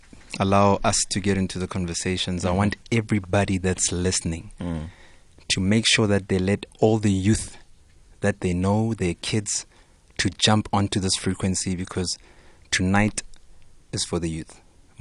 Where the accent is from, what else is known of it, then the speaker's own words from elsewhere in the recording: Soweto, Gauteng, South Africa; I was born in Soweto, still live in Soweto. I was fully raised in Soweto.